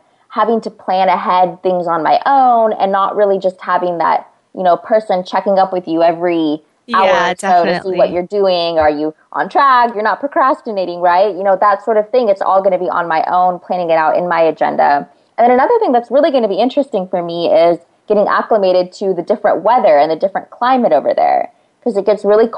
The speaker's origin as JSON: {"language": "English", "region": "California", "country": "United States", "said": "I'm from California right now"}